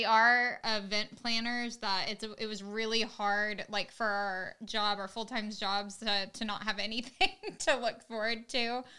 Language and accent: English; Dallas, Texas, United States; also born or lived in Washington; now in Mississippi, United States; I thought I had it all figured out because I was from Texas.